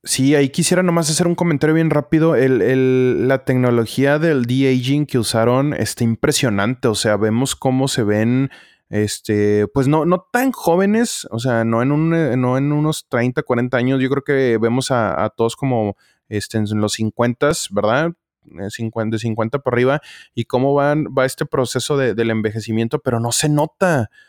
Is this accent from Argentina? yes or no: no; Mexico; nosotros como mexicanos